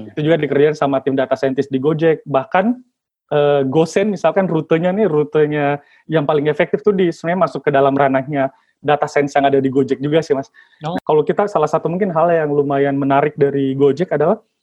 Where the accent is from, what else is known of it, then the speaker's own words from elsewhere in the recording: Makassar, South Sulawesi, Indonesia; saya kan kebetulan berasal uh, dari Sulawesi ya mas ya, jadi asalnya dari Makassar, Sulawesi